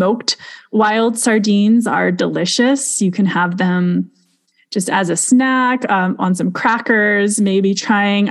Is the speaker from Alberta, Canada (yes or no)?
yes; Alberta, Canada; we're both from Alberta